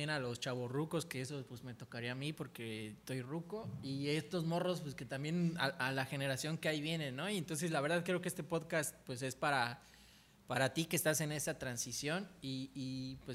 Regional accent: Tizimín, Yucatán, Mexico; now in Cancún, Mexico; yo soy de Tizimín, Yucatán.

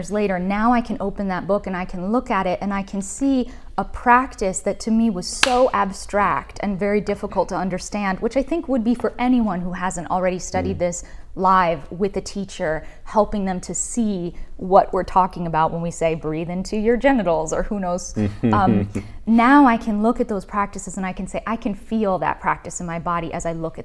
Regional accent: Greenwich, Connecticut, United States; I grew up in Greenwich, Connecticut

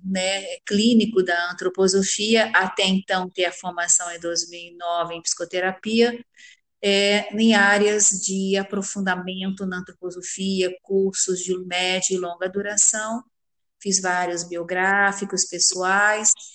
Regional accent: Rio de Janeiro, Brazil; eu sou carioca do Rio de Janeiro

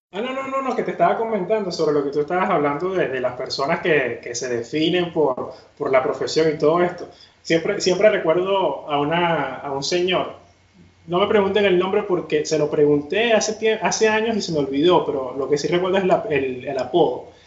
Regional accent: Venezuela

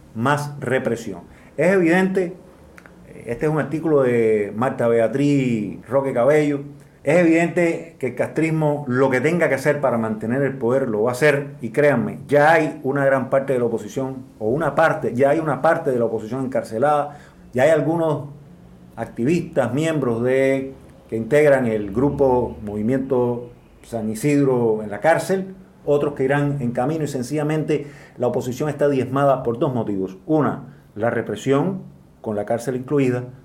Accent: Cuba; las personas que nos oponemos al Partido Comunista de Cuba

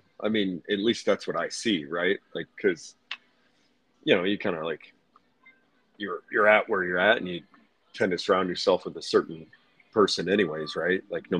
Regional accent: Hershey, Pennsylvania, United States; I'm from Hershey, PA, brother. Born and bred.

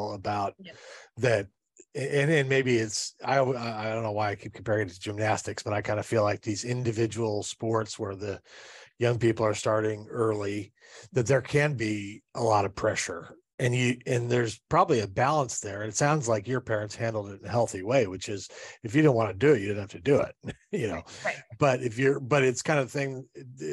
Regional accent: Southern California, United States; I grew up in Southern California

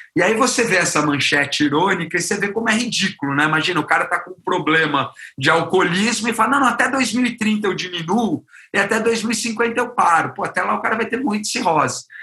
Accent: Brazil; enquanto brasileiro

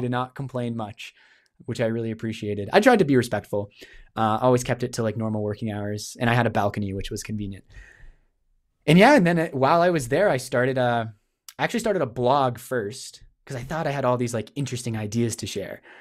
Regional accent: New Hampshire, United States; moved away as an adult; now in Canada; I grew up in New Hampshire in the States

